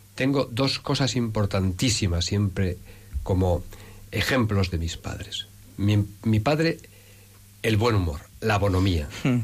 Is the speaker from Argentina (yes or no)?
no; Salamanca, Castile and León, Spain; also born or lived in Ávila province; now in Madrid, Spain; un pueblecito pequeñito, pequeñito, de la provincia de Ávila, tierra de cantos y de santos, aunque yo me he educado más en Salamanca